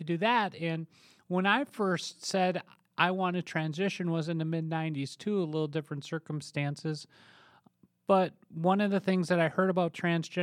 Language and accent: English; Minnesota, United States; I played hockey, I did all these other things growing up in Minnesota